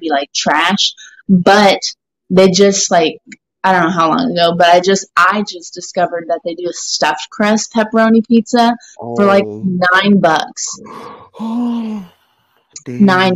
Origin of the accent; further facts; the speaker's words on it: Calabasas, California, United States; now in Texas, United States; I'm actually from Calabasas, but I've been in Texas for a hot